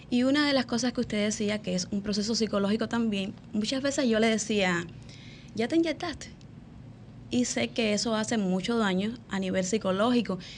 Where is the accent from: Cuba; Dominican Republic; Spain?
Cuba; moved away; porque llegamos recientemente de Cuba, en Cuba hay una forma de tratarse y aquí hay otra.